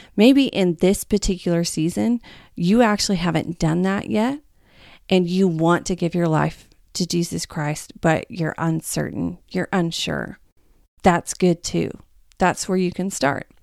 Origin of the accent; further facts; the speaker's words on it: the Bible Belt, United States; I'm from the Bible Belt